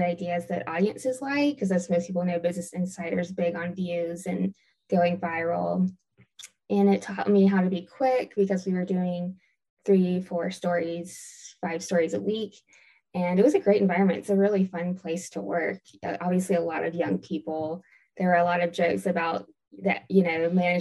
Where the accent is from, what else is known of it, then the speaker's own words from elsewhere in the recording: Augusta, Georgia, United States; moved away; also born or lived in Greenville, South Carolina; I'm originally from Augusta, Georgia, and I went to school in Greenville, South Carolina